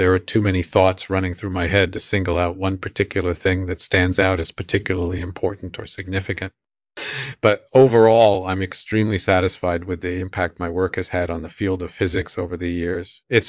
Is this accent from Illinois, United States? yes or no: yes; Chicago, Illinois, United States; born there; That's right. I was born in Chicago.